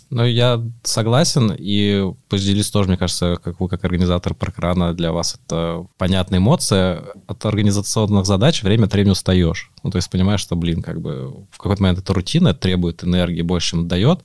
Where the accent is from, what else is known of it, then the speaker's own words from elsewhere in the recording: Moscow, Russia; Я сам вырос в Москве, в Измайлово